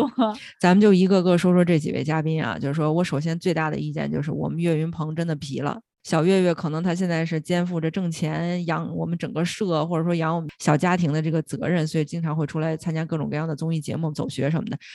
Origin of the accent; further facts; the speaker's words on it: China; 是我们中国人自己的 I P